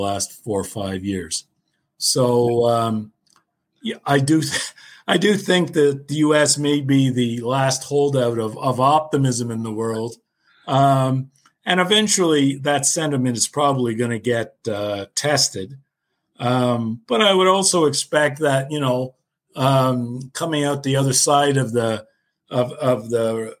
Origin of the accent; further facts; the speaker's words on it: Canada; I'm Canadian